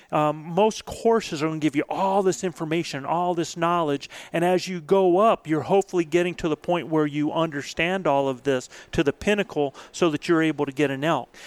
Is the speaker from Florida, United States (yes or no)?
no; Albuquerque, New Mexico, United States; Uh, I'm from Albuquerque.